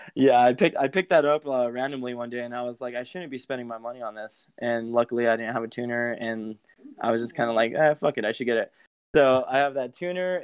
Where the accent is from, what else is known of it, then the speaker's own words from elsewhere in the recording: Belen, New Mexico, United States; also born or lived in Albuquerque; my hometown of um, Belen, which is south of Albuquerque